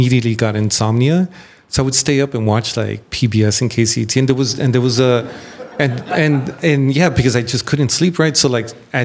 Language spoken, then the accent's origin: English; San Gabriel Valley, California, United States; I'm from San Gabriel Valley